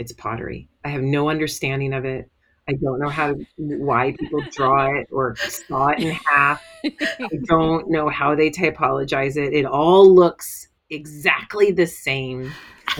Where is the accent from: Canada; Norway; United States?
United States; Texas; I grew up in Texas